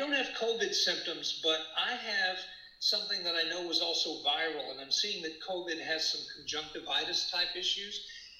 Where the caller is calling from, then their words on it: Austin, Texas, United States; Hi, I'm in Austin, Texas.